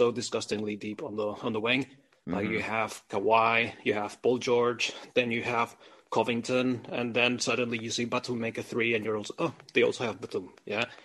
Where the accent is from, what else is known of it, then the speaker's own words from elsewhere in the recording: Spain; I'm also from Spain